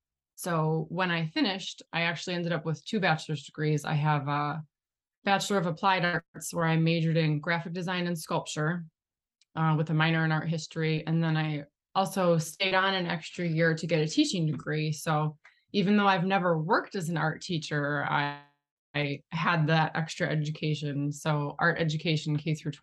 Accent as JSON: {"language": "English", "town": "Shelby Township", "region": "Michigan", "country": "United States", "tie": "born or raised there", "said": "I grew up in Shelby Township, which is Metro Detroit area."}